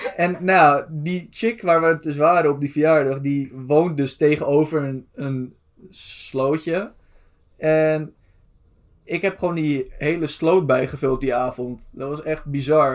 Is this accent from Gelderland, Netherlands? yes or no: no; Amsterdam, North Holland, Netherlands; wij komen uit Amsterdam, zo goed als